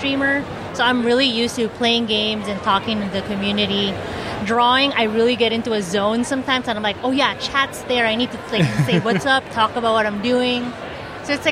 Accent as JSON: {"language": "English", "town": "Phoenix", "region": "Arizona", "country": "United States", "said": "I'm from Phoenix"}